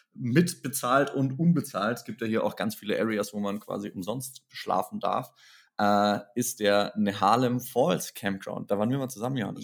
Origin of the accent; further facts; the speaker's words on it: Germany; als Deutsche